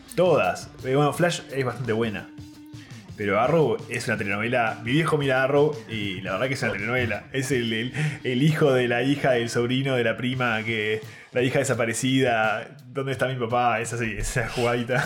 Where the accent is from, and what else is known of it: Uruguay